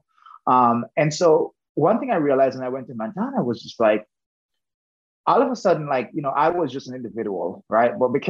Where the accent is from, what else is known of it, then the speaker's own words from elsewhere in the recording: Jamaica; now in United States; I originally grew up in Jamaica. So I am from the western end of Jamaica, close to Montego Bay, just outside Montego Bay, the second city.